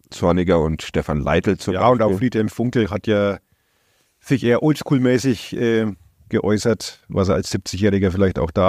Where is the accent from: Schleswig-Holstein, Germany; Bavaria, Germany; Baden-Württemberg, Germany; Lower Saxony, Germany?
Bavaria, Germany; born there; ich als äh, gebürtiger Oberfranke